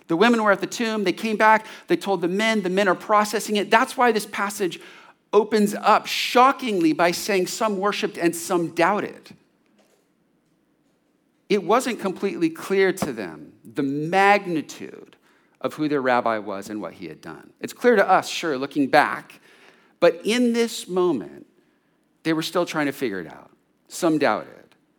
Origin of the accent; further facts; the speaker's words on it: California, United States; Growing up in California, had been around money and freedom to do any kind of sport and activity and all kinds of pleasures.